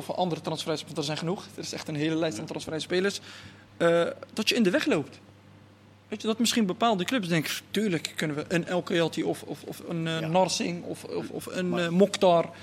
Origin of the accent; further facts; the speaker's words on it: Rotterdam, South Holland, Netherlands; ik ben ook, wat, ik, ben natuurlijk, ik kom ook uit de Achterstandswijk in Rotterdam, weet je, ook alleen maar straatvoetbal zag.